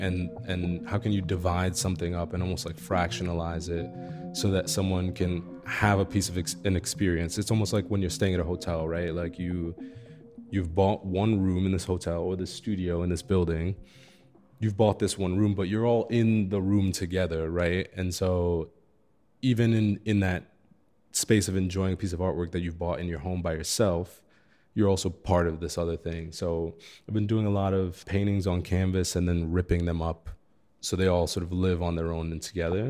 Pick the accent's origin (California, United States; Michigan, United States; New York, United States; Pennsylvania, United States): New York, United States; New York City; moved away as an adult; now in Chicago, United States; I grew up in Crown Heights in Brooklyn